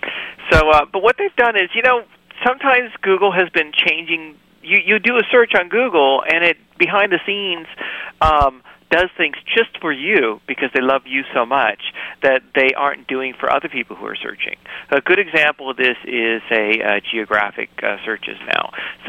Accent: New York, United States; That's my view growing up in New York, right?

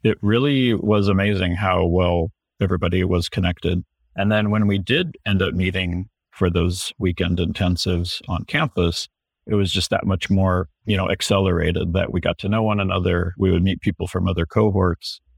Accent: Houston, Texas, United States; now in Seattle, United States; when I was growing up in Houston

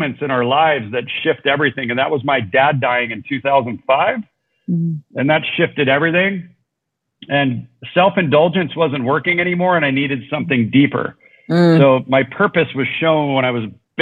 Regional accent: Southern California, United States; moved away as an adult; also born or lived in Orange County, California; now in Mexico; we're both from Southern California. I now live in Mexico, but I was living in Orange County

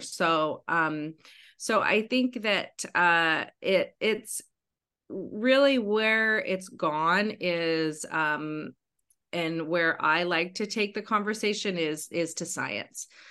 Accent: Western Washington, United States; my Western Washington wilderness

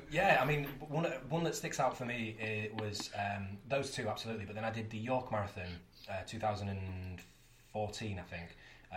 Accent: Yorkshire and the Humber, United Kingdom; And I'm from Yorkshire as well

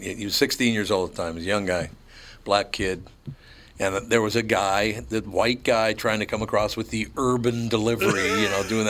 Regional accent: Minneapolis, Minnesota, United States; I grew up in North Minneapolis. There were urban accents in North Minneapolis. But I don't have an urban accent.

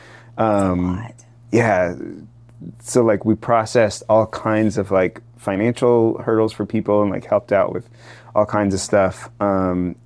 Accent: Asheville, North Carolina, United States; moved away as an adult; also born or lived in Austin, Texas; now in Chattanooga, United States; I'm from Asheville, North Carolina

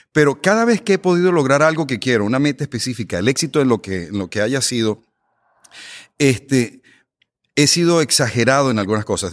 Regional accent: Venezuela; now in United States; yo soy inmigrante, yo soy de Venezuela

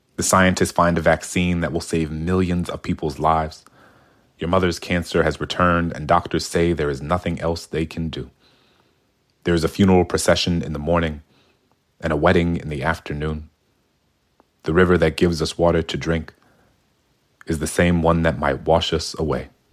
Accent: New Orleans, Louisiana, United States; I grew up in New Orleans in the nineties

